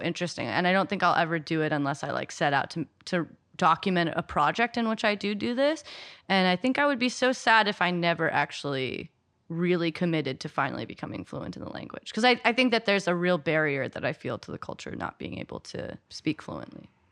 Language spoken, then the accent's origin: English; United States; growing up in America